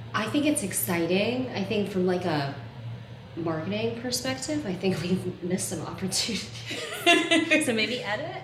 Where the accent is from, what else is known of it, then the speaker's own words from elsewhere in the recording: the South, United States; I grew up mixed race in the South